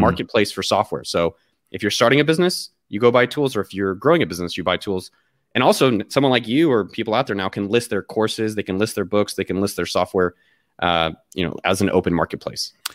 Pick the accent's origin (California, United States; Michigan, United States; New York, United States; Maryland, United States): California, United States; Cupertino; moved away; I was born in the Bay Area. So, I was born, like, literally, like, a few blocks from Apple's campus. So, my whole my first thirty years of my life was all in, immersed in that world.